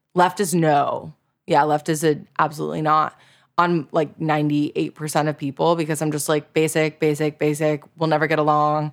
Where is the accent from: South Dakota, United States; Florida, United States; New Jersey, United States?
Florida, United States; South; I grew up in South Florida